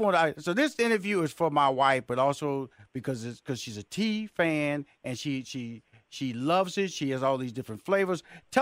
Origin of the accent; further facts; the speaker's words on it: Houston, Texas, United States; We come from Houston, Texas, and I heard about this place, and my wife, she's a tea junkie.